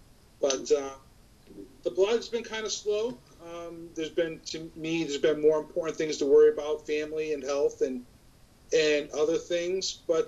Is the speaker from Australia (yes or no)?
no; Ireland; I'm forever Irish, no matter what happens.